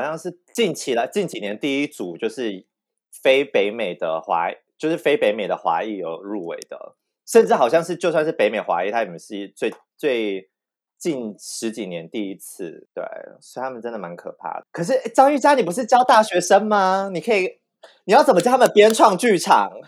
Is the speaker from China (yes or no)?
no; Tainan, Taiwan; 身为一个台南人